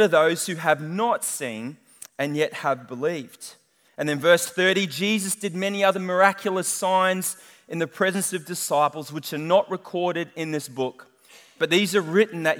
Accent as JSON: {"language": "English", "country": "New Zealand", "moved": "yes", "said": "I am a Kiwi"}